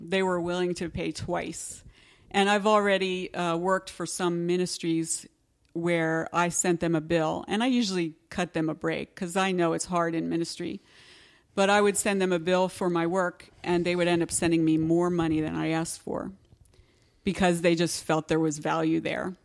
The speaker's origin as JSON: {"language": "English", "region": "Pennsylvania", "country": "United States", "said": "I'm from Pennsylvania"}